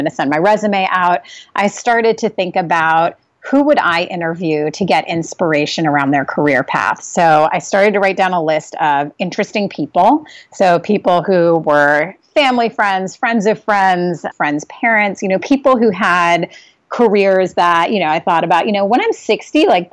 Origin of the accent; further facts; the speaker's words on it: New York City, New York, United States; moved away as an adult; also born or lived in Australia / Singapore; now in Santa Monica, United States; I grew up in New York City. We actually moved there when I was 5 years old. So I was born in Australia